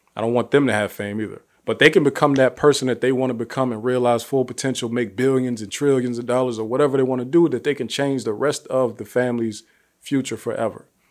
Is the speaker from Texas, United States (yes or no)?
no; Youngstown, Ohio, United States; I'm from Youngstown, Ohio, one of the most impoverished cities in the country